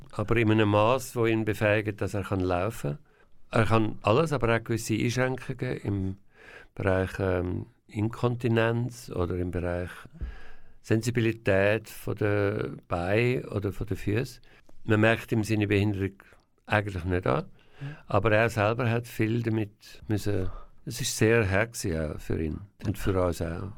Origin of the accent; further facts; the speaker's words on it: Zürcher Weinland, Zurich, Switzerland; also born or lived in Bern / Winterthur / Engadin; ich bin in Bern geboren, weil mein Vater ist Berner war. Mein Vater ist sehr früh gestorben. Und wo mein Vater gestorben ist, bin ich mit meiner Familie zusammen nach in Kanton Zürich gezügelt, aufs Land, in ein Haus mit einem Garten und bin dort aufgewachsen